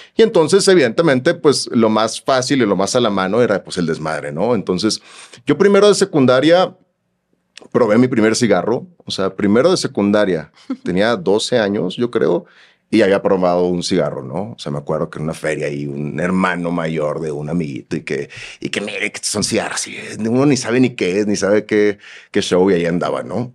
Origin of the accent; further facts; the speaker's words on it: Chiapas, Mexico; also born or lived in Guadalajara, Jalisco; Somos este, tapatíos de nacimiento y chiapaneco de malcrianza